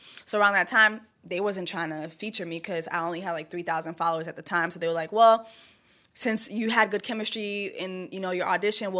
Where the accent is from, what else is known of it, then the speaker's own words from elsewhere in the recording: Miami, Florida, United States; first language French; English is a second language; also born or lived in Canada; I'm from Miami, Florida. Like I went to Sable Palm Elementary.